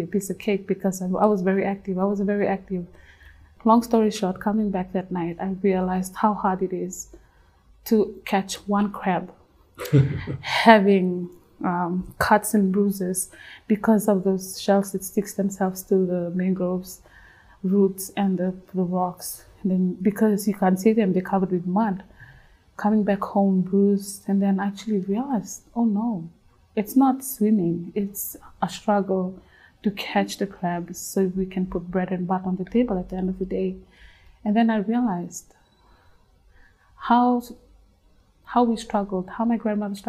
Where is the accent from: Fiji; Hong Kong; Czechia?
Fiji; Western Division; moved away as an adult; also born or lived in Lautoka / Suva; I grew up in the Western Division